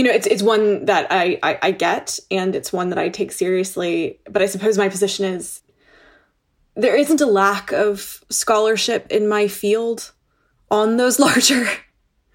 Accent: United States; also born or lived in Toronto, Canada; now in Oxford, United Kingdom; as an American looking at my home country

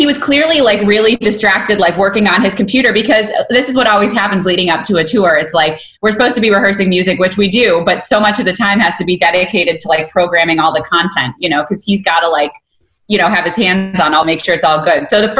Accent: Michigan, United States; now in Miami, United States; living in Miami is that apparently, because I'm from Michigan, right? So I'm like Midwestern girl

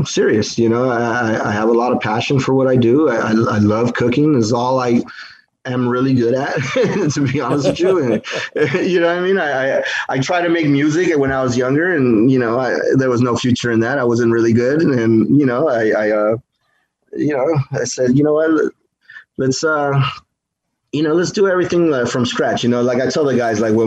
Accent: United States; I'm American first because I was born and raised here, but my heritage is Mexican completely

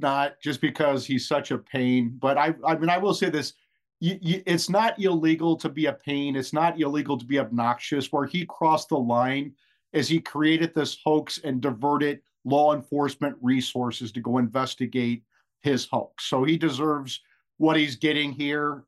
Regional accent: Iowa, United States; I was raised in Iowa

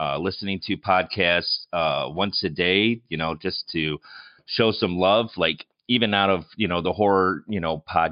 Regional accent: Chicago, Illinois, United States; accent: Chicago; my Chicago accent

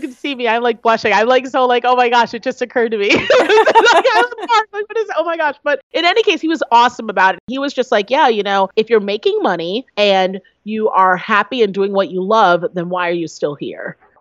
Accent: United States; I am the daughter of two African immigrants that fought and worked very hard to get here

